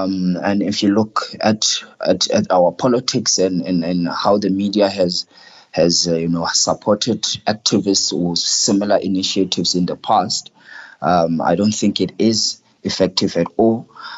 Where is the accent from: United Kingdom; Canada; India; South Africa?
South Africa; as a South African, as someone who's born post what they call apartheid back in South Africa